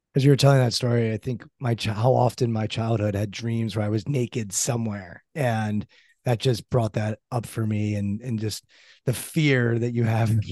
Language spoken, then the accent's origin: English; Maryland, United States; I'm from Maryland.